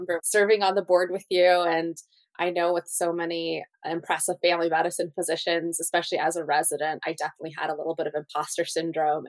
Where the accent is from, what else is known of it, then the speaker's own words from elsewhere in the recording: Colorado, United States; also born or lived in Russia; I was born in Russia, which is where I really had my first experience and exposure to integrative medicine, just with my family using herbs and cupping and other cultural remedies, in addition to going to the doctor. And then growing up mostly in Colorado